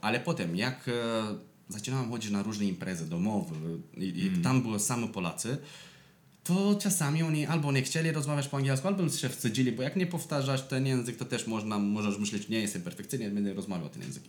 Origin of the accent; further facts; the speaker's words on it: Moldavia, Romania; Polish is a second language; moved away as an adult; also born or lived in London, United Kingdom / Scotland / Spain; now in Poland; Ja jestem z Mołdawii